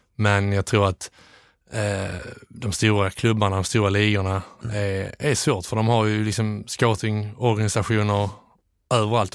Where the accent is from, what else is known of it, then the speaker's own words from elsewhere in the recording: Landskrona, Skåne, Sweden; moved away as an adult; also born or lived in Netherlands / England; Jag är, eh, är från Landskrona från mm. början